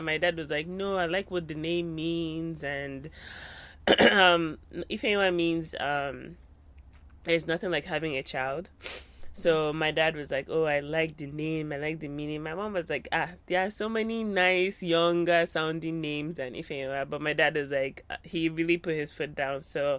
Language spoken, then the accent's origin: English; Lagos, Nigeria; moved away; I was born in Lagos and I was also raised in Lagos.